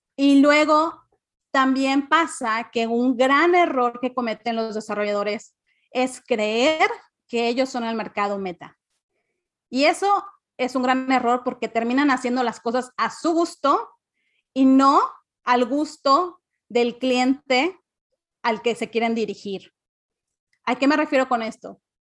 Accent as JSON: {"language": "Spanish", "town": "Cancún", "region": "Quintana Roo", "country": "Mexico", "tie": "born or raised there", "also_born_or_lived": "Mérida, Yucatán", "said": "yo nací eh, en Mérida, pero crecí en Cancún."}